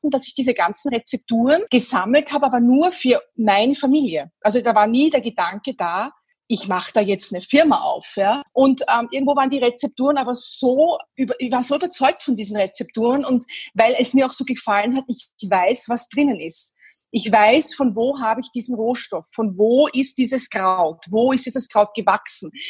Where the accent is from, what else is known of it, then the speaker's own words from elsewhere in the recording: Vienna, Austria; born there; Ich bin in Wien geboren, bin mittlerweile Mitte 40